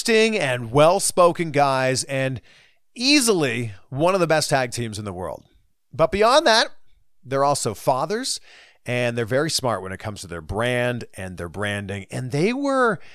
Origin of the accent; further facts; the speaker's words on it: Canada; my home country of Canada